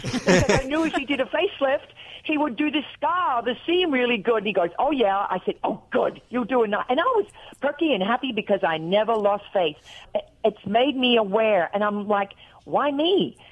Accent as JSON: {"language": "English", "country": "Australia", "moved": "yes", "lives_now": "United States", "said": "When I talk to my sister on the phone in Australia, I get off there and I'm real Australian. And when I was doing acting and I was trying to do American act, you know, commercials and things when I first arrived in America"}